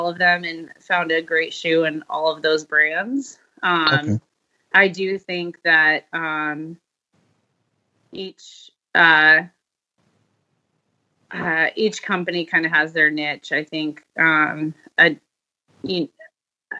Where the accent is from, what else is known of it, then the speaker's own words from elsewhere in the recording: Phoenix, Arizona, United States; also born or lived in Colorado; I grew up in Phoenix